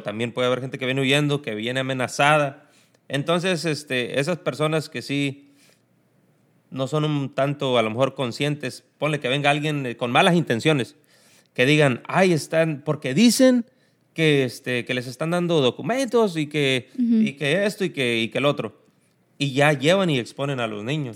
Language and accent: Spanish; El Tamarindo, Guerrero, Mexico; moved away as an adult; now in United States; El Tamarindo Guerrero, municipio de Cirándaro de los Chávez. De allá mero somos